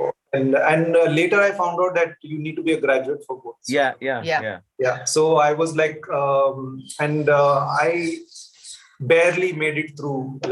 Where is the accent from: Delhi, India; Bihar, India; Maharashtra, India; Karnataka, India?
Karnataka, India; Bangalore; I grew up in a household in the south, in Bangalore